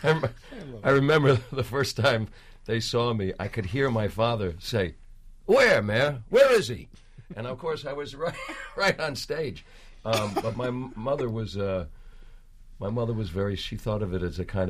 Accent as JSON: {"language": "English", "town": "Armonk", "region": "New York", "country": "United States", "tie": "born or raised there", "also_born_or_lived": "Manhattan, New York / Bronx, New York / Yonkers, New York", "said": "I more or less grew up in Armonk, you know, we moved when I was still pretty young up to Armonk"}